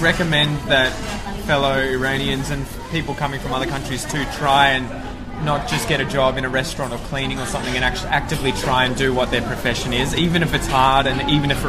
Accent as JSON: {"language": "English", "country": "Australia", "accent": "Aussie", "said": "my accent isn't the strongest Aussie accent."}